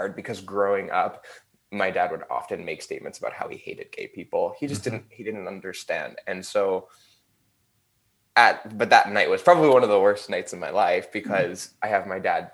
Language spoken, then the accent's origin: English; Burnaby, British Columbia, Canada; also born or lived in Vancouver, British Columbia, Canada; I was born in Vancouver, British Columbia, Canada. And I grew up in Burnaby, which is a city that's like 20 minutes away from Vancouver.